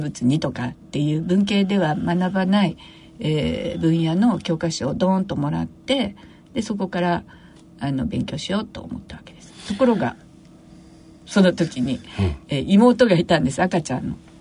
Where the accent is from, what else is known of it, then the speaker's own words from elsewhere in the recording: Tokyo, Japan; also born or lived in Kobe / Chiba Prefecture; 出身は私は東京生まれですけれども